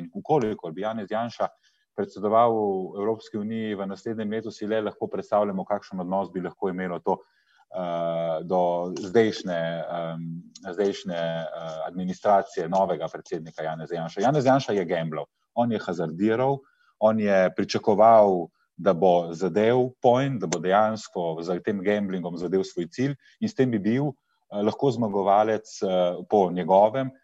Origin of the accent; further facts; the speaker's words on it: Slovenia; smo Slovenci